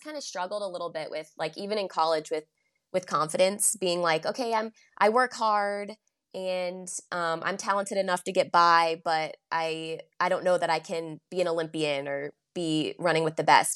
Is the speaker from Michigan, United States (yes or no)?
no; Chapel Hill, North Carolina, United States; also born or lived in Charleston, South Carolina; I grew up in Chapel Hill